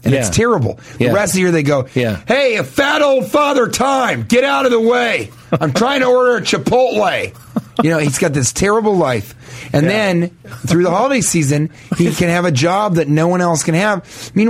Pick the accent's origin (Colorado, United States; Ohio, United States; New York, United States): Colorado, United States; Denver; I'm from Denver originally. You know, I grew up outside of Colorado Springs, way outside of Colorado Springs, actually in Denver.